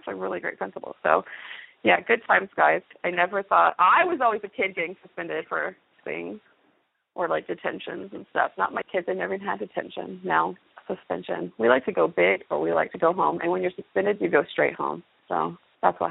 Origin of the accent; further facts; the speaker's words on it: near Fort Huachuca, Arizona, United States; moved away as an adult; also born or lived in Louisiana / Okinawa; now in Fort Knox, United States; In high school, I grew up near Fort Huachuca, Arizona